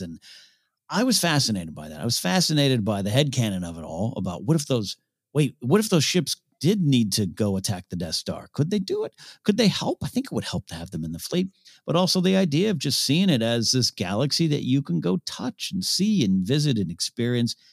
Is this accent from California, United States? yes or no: yes; near Shell Beach, California, United States; Shell Beach uh, near my hometown, like a minute away from my house.